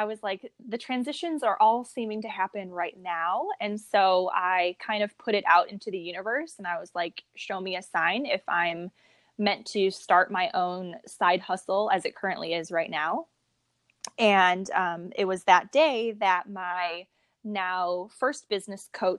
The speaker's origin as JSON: {"language": "English", "town": "Chicago", "region": "Illinois", "country": "United States", "also_born_or_lived": "Iowa", "moved": "as an adult", "lives_now": "Rancho Cucamonga, United States", "said": "I'm originally from the Midwest, from the Chicago area"}